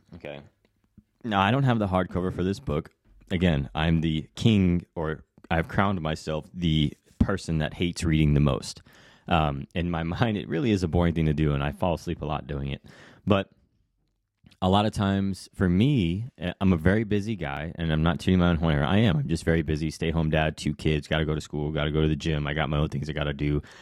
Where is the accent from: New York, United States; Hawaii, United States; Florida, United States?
Hawaii, United States; moved away; I was raised in Hawaii, but I've come and gone two or three, three times